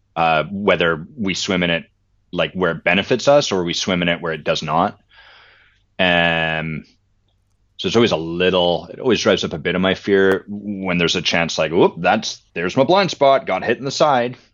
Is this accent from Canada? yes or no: yes; Victoria, British Columbia, Canada; I grew up in Victoria, British Columbia